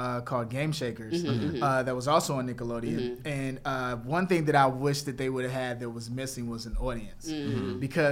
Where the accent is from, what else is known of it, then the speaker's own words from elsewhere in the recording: Chicago, Illinois, United States; moved away; I'm from Chicago